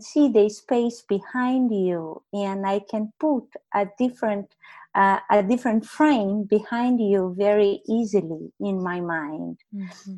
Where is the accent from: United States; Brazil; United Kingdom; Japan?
Brazil; moved away as an adult; I left Brazil when I was 21 years old